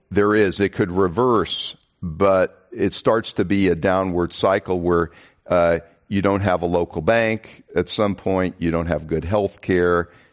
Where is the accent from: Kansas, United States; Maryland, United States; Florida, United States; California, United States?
Kansas, United States; now in Texas, United States; I come from Kansas